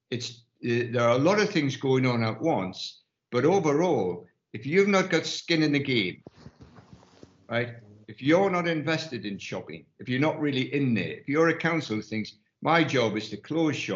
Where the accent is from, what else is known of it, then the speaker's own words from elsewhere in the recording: Ireland; I was going to say I'm an Irishman, but I've got to, I am.